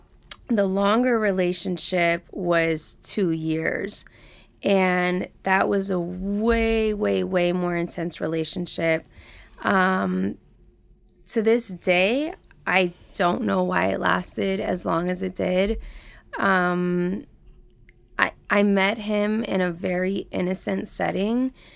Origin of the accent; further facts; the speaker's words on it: Atlanta, Georgia, United States; moved away; I grew up in Atlanta, Georgia, in the deep South